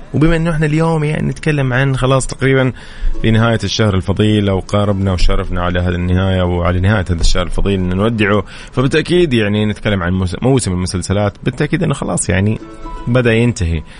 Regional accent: Saudi Arabia; عندنا في السعودية

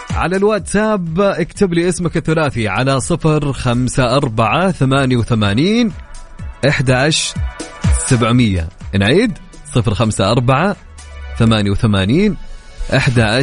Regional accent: Jeddah and Mecca, Makkah Province, Saudi Arabia; حنا اهل جده ومكه

